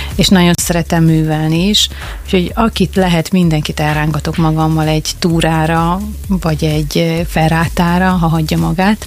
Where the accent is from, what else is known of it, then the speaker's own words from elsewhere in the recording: Makó, Csongrád-Csanád, Hungary; mi ide születtünk